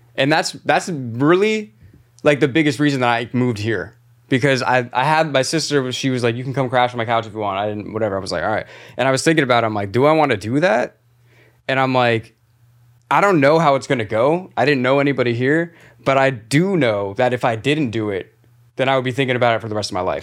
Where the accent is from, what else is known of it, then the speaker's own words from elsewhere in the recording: Clearwater, Florida, United States; accent: Florida; moved away as an adult; now in New York City, United States; seven two seven, Clearwater, Florida